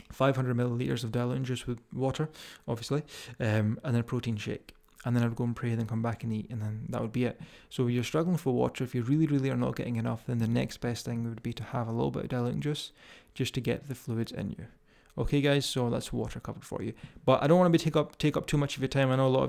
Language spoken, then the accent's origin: English; Scotland, United Kingdom; accent: Scottish; If you can deal with my strong Scottish accent.